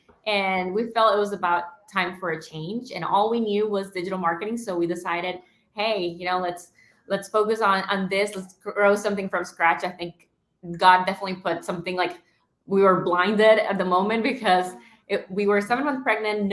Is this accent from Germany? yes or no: no; Nicaragua; I'm from Nicaragua